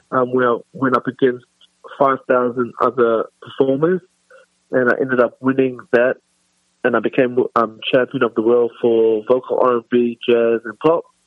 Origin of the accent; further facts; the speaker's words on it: Australia; also born or lived in South Africa; I was born in South Africa. I lived in South Africa till, till I was nine, and then I moved to Australia. Um, and then I pretty much was raised the rest of my, my youth in Australia